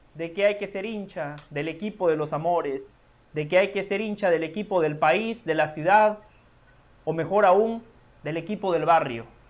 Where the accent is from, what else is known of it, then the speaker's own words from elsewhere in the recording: Guatemala; yo soy de Guatemala